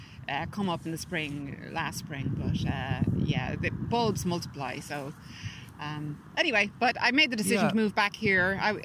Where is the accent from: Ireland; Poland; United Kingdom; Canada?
Ireland; Dublin, Leinster; moved away; also born or lived in California, United States; So I'm from Drumcondra, and mm-hmm. I'm back living there now after living in America for 25 years. I live in California.